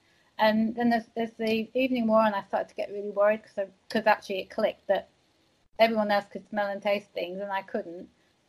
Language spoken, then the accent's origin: English; Walsall, West Midlands, United Kingdom; born there; I'm from the UK. I'm from a place called Walsall, which is near Birmingham. Well, I was born there, but my dad was in the army, so I didn't spend that much time over there.